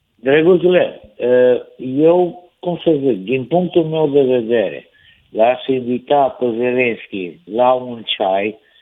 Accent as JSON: {"language": "Romanian", "area": "near Sighet", "region": "Maramureș County", "country": "Romania", "said": "la noi în sat, acolo în, lângă Sighet"}